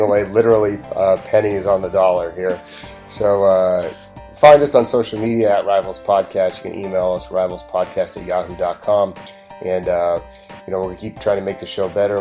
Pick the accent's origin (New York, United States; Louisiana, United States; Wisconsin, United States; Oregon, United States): Oregon, United States; growing up in Oregon